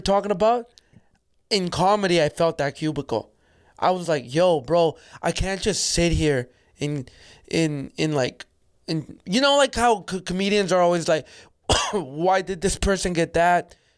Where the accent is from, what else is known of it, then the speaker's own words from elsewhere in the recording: Calgary, Alberta, Canada; also born or lived in El Salvador; I grew up in Calgary